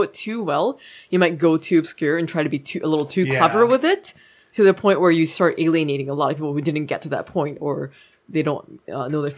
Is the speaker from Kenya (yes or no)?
no; Canada